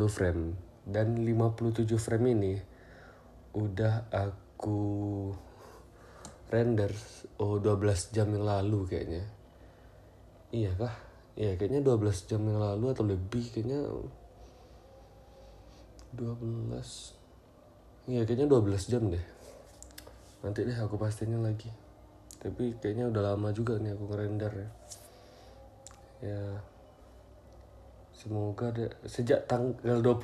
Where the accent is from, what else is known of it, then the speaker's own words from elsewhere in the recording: Payakumbuh, West Sumatra, Indonesia; now in Pekanbaru, Indonesia; bulan Desember tahun kemarin aku melarikan diri ke Pekanbaru gara-gara sudah stres di Payakumbuh ya di kota asal aku dan sekarang sudah satu tahun aku di Pekanbaru menetap di kosan